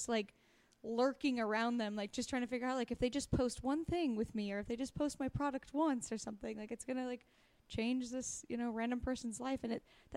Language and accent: English; Astoria, Oregon, United States; I'm from Astoria, Oregon. The school system wasn't... We had like 2 years of Spanish they offered